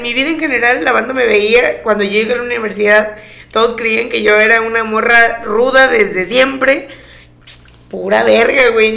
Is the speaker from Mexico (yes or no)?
yes; Jarocha, Veracruz, Mexico; soy jarocha